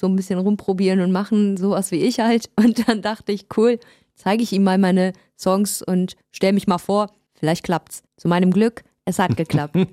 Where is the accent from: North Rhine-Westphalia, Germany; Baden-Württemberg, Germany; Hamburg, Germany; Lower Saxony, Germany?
North Rhine-Westphalia, Germany; Düsseldorf; first language German; moved away as an adult; now in Berlin, Germany; Ja, also ich bin deutsch-persisch, deshalb Orient und äh, in Düsseldorf geboren. Bin vor fünf Jahren nach Berlin gezogen